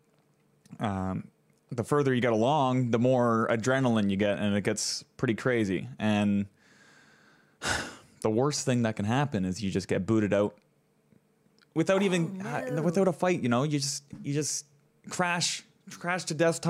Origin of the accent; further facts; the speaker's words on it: Canada; I'm from Canada up here. I'm in Maple World